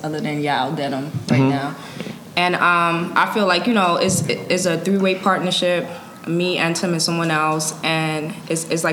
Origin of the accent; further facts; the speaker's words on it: New York City, New York, United States; also born or lived in Antigua; We grew up together in Harlem